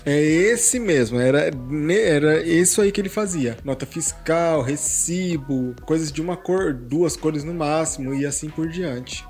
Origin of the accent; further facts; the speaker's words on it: Hortolândia, São Paulo, Brazil; Eu moro aqui em Hortolândia desde os 5 anos de idade